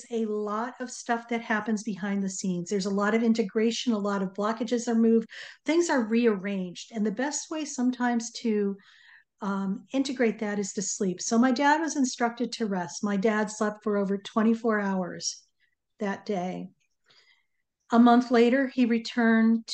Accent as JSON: {"language": "English", "region": "Connecticut", "country": "United States", "tie": "born or raised there", "said": "we grew up in Connecticut"}